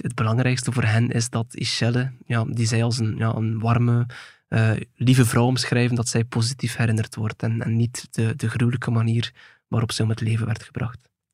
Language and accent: Dutch; Belgium; in ons land